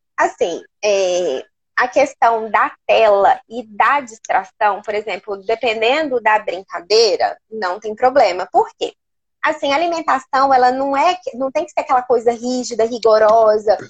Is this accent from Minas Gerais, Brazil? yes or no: no; Porto Velho, Rondônia, Brazil; moved away as an adult; also born or lived in Belo Horizonte; now in Uberlândia, Brazil; eu sou de, de Porto Velho, sou de Rondônia.